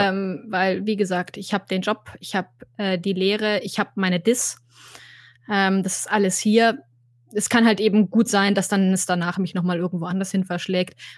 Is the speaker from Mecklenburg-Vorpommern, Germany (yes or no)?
no; Bavaria, Germany; das heißt, ich habe zu einem guten Teil meiner Kindheit in Oberbayern ähm, oh. verbracht und einen anderen guten Teil in Oberfranken.